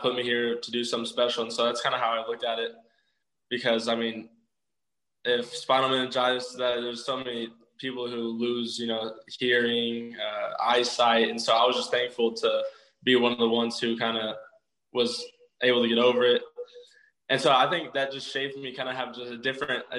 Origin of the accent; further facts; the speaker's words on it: Spiro, Oklahoma, United States; also born or lived in Broken Arrow, Oklahoma; I'm originally from a place called Spiro, Oklahoma, which is like 3,000 people